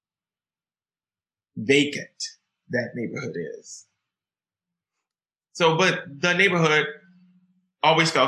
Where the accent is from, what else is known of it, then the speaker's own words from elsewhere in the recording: New Orleans, Louisiana, United States; I grew up in New Orleans, Louisiana